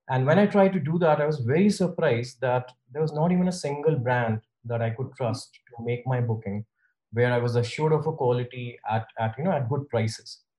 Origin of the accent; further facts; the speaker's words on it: India; now in United States; I moved to US from India in '98, and since then I've been uh, booking uh, car rentals online in the US.